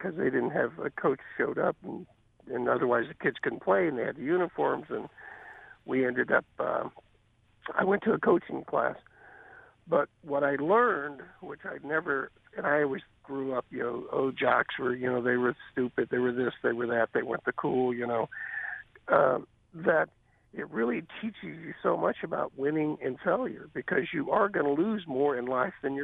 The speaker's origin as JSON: {"language": "English", "town": "Kansas City", "region": "Missouri", "country": "United States", "tie": "born or raised there", "also_born_or_lived": "Santa Barbara, California", "said": "a kid that grew up in Kansas City"}